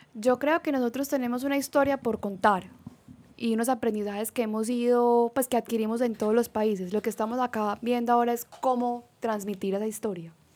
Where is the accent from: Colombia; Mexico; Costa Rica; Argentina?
Colombia; moved away as an adult; en Bucaramanga o en Colombia, nuestro país de origen